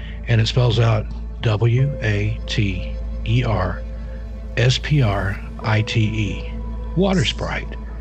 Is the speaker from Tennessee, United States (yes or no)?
yes; Knoxville, Tennessee, United States; I grew up in East Tennessee around the Knoxville, Oak Ridge area